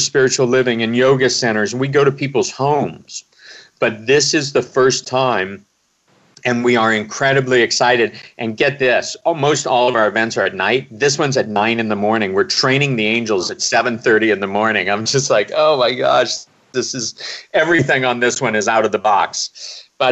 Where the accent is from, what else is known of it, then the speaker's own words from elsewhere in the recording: Omaha, Nebraska, United States; I grew up in Omaha, Nebraska